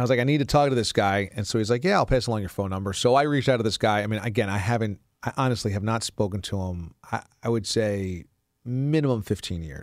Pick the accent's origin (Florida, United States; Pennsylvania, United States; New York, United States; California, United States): New York, United States; Warwick; moved away; There are certainly parts of my hometown of Warwick that have subdevelopments